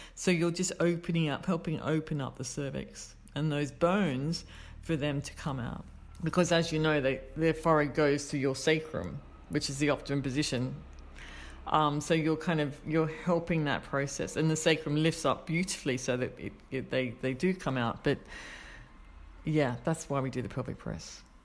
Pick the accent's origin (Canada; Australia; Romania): Australia; moved away; I'm Australian